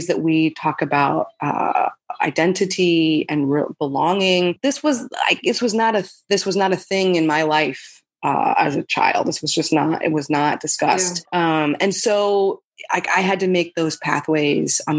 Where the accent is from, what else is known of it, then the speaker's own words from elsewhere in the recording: Albuquerque, New Mexico, United States; I grew up in Albuquerque, New Mexico